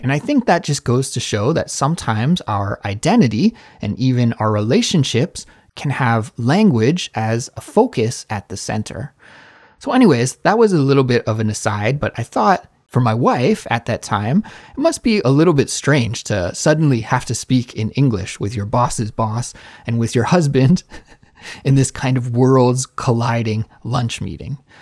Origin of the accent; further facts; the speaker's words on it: Canada; now in South Korea; a Canadian living abroad in South Korea